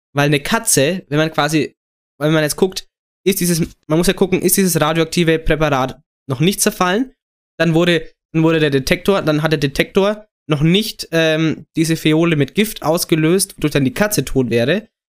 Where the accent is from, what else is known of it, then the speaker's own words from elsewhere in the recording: Germany; als Deutscher